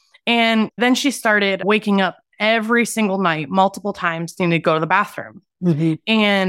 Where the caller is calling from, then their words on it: Phoenix, Arizona, United States; Phoenix, Arizona.